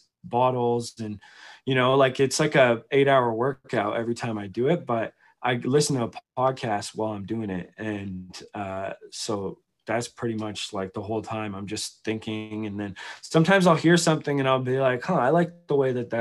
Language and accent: English; Victoria, British Columbia, Canada; now in Calgary, Canada; I grew up in Victoria.